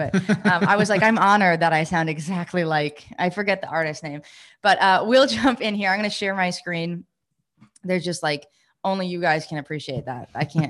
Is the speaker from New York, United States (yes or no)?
yes; New York, United States; I grew up in New York, and we had, you had a lot of like lakes and ponds and stuff, but we used to swim in lakes, and we grew up in a lake community, my family.